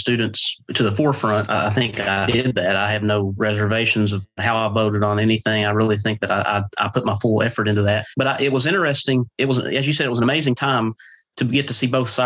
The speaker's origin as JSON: {"language": "English", "town": "East Lynn", "region": "West Virginia", "country": "United States", "tie": "born or raised there", "also_born_or_lived": "Westmoreland, West Virginia / Wayne, West Virginia", "said": "I've lived here my entire life. Grew up at East Lynn or outside East Lynn on Big Lynn Creek"}